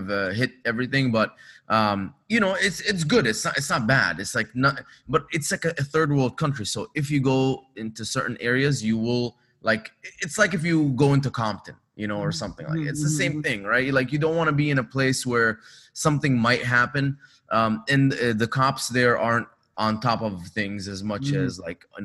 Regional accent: Dubai, United Arab Emirates; also born or lived in Egypt; now in Los Angeles, United States; I was born in Egypt, grew up in Dubai

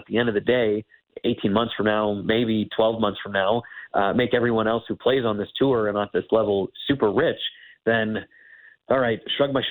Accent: Canada; as a Canadian

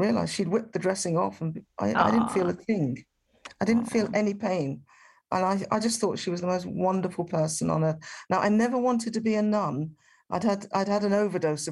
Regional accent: Birmingham, West Midlands, United Kingdom; the answer I was giving, which was Birmingham

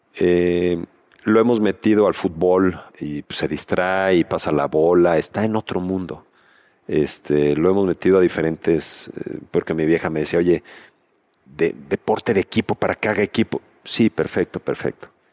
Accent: Mexico; como mexicanos

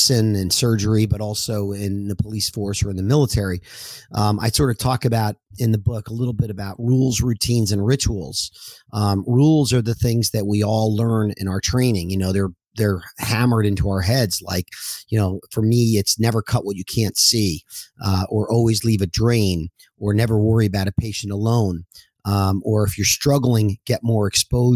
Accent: New Jersey, United States; I'm originally from New Jersey, and I was a wrestler as a young boy

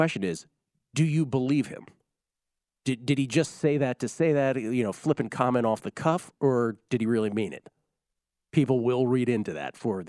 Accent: Canada; I might be a bit biased as a Canadian

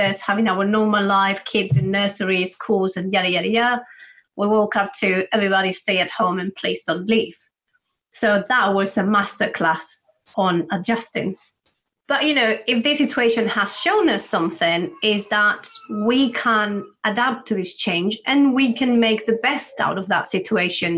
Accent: Spain; moved away as an adult; now in United Kingdom; I'm from Spain

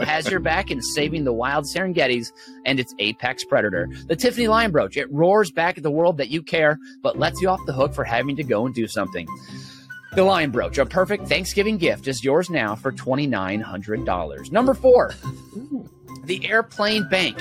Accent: St. Paul, Minnesota, United States; I'm from Minnesota, by the way, St. Paul, Minnesota, born and raised

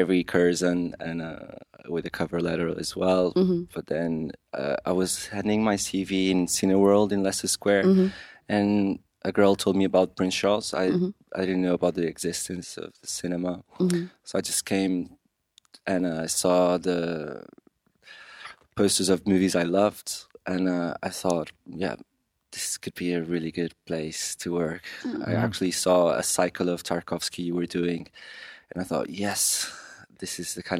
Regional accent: Portugal; moved away as an adult; also born or lived in Switzerland / Porto / Lisbon; now in London, United Kingdom; I'm from Portugal. I was raised there. I lived in Porto and Lisbon.

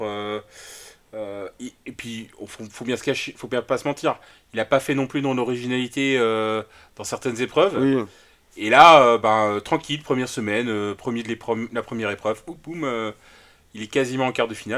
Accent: Brittany, France; je suis un breton déficient

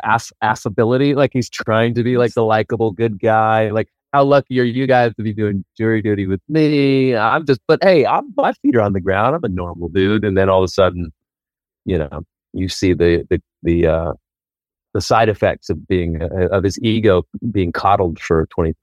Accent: Oklahoma, United States; moved away as an adult; now in Los Angeles, United States; I moved out here from Oklahoma in 2000. 1993

